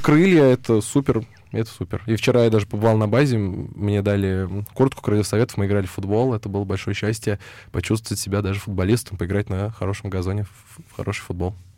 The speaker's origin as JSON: {"language": "Russian", "region": "Moscow", "country": "Russia", "tie": "born or raised there", "said": "я из Москвы"}